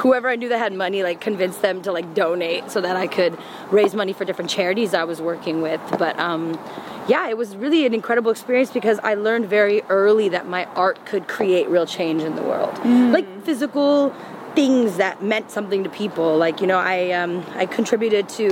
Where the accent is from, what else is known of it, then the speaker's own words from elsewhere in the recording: Claremont, California, United States; also born or lived in India; we were all born here, me and my brothers, my cousins, and I grew up in Claremont, the city of trees and PhDs